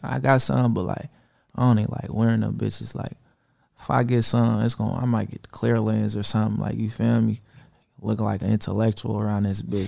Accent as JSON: {"language": "English", "town": "Vallejo", "region": "California", "country": "United States", "said": "I'm from Vallejo."}